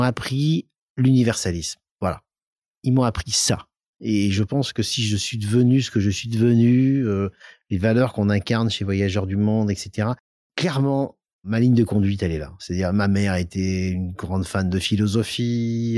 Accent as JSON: {"language": "French", "town": "Lyon", "region": "Auvergne-Rhône-Alpes", "country": "France", "tie": "born or raised there", "also_born_or_lived": "Soyaux, Charente / Clermont-Ferrand", "said": "mon enfance, c'est Lyon. je suis un vrai Lyonnais"}